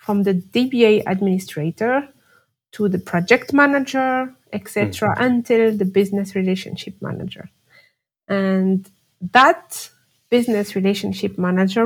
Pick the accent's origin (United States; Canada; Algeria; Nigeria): Algeria; English is a second language; moved away as an adult; now in France; I'm living in France right now, but I was born and raised in Algeria